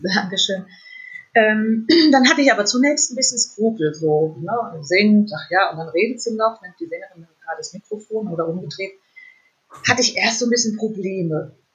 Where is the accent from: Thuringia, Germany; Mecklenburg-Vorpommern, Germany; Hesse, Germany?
Hesse, Germany; Fulda; moved away; in meine alte Heimat nach Fulda